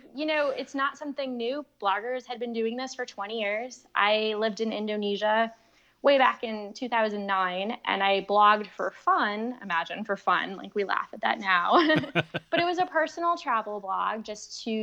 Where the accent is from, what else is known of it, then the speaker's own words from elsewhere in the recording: Connecticut, United States; moved away as an adult; also born or lived in Florida; now in Asheville, United States; We're from Connecticut, so we're New Englanders.